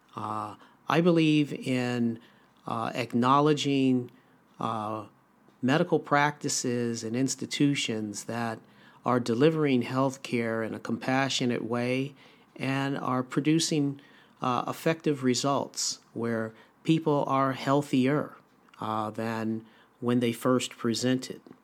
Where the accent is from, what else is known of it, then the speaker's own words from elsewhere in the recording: Los Angeles, California, United States; also born or lived in Ann Arbor, Michigan; I was born and raised in Los Angeles, California.